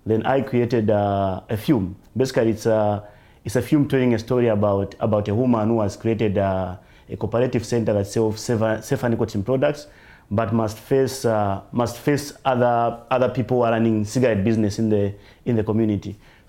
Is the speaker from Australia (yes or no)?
no; Zambia